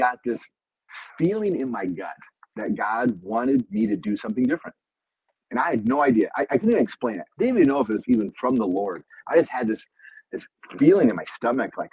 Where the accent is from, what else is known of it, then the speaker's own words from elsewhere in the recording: Iowa, United States; moved away as an adult; now in Brazil; We moved and transferred after 2 years to a Bible college that was actually in my hometown.